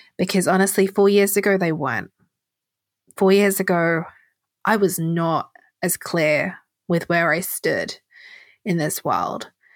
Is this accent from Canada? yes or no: no; England, United Kingdom; I'm English